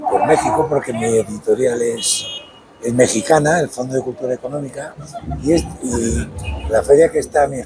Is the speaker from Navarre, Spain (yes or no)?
no; Basque Country, Spain; Bueno, yo soy vasco